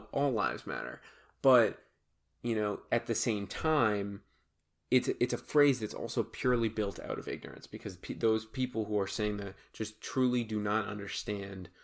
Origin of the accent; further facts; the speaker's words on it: Massachusetts, United States; I'm from Massachusetts